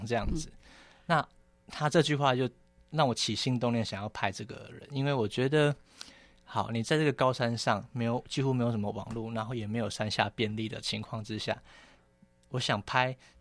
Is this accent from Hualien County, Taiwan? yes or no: no; Meishan, Chiayi County, Taiwan; 我是出生于嘉义县梅山乡